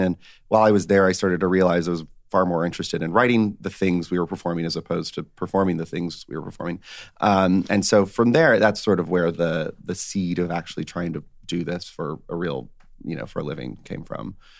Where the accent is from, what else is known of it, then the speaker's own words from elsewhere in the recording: northwest Georgia, United States; Georgia. So not too far from Florida, but, um, about, uh, northwest Georgia